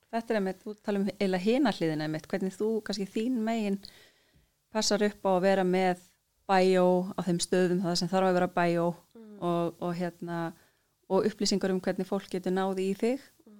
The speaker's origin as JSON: {"language": "Icelandic", "country": "Iceland"}